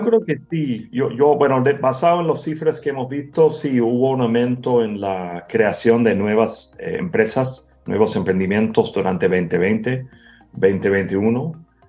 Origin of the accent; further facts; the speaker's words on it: United States; moved away as an adult; primero yo soy gringo, llevo más que 25 años trabajando en la región